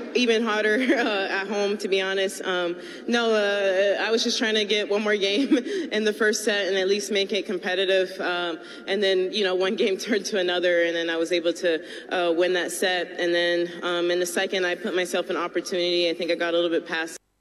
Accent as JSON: {"language": "English", "region": "South Florida", "country": "United States", "said": "I'm from South Florida"}